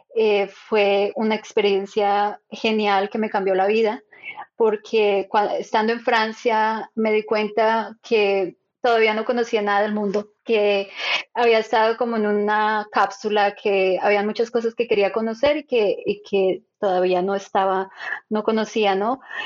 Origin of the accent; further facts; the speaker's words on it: Bogotá, Colombia; moved away as an adult; also born or lived in Switzerland; now in Silicon Valley, United States; yo soy de Colombia, nací en Bogotá y me crié en Bogotá toda mi vida allá hice mis estudios